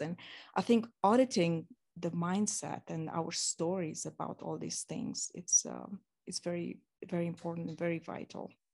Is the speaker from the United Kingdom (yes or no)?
no; Romania; moved away; growing up in Romania